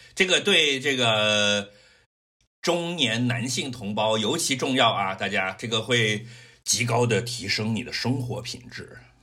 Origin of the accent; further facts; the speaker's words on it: Guangdong, China; 我是广东人，不是深圳人